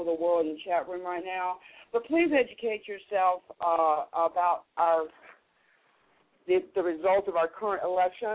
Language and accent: English; United States; as an American